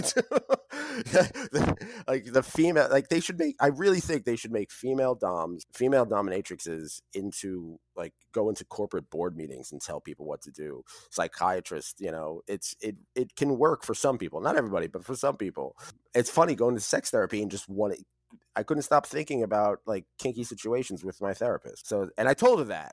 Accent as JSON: {"language": "English", "country": "United States", "tie": "born or raised there", "said": "I grew up in the New York City, New Jersey area"}